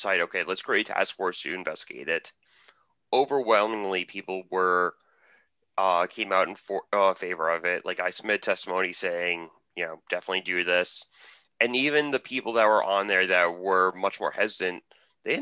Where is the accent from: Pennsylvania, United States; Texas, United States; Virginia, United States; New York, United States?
New York, United States; my home state of New York